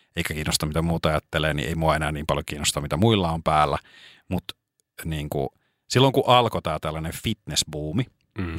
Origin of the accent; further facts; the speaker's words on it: Espoo, Uusimaa, Finland; jossain vaiheessa nuorempana oli tietyn, meillä päin niin sanotusti, niin oli tietynlainen tyyli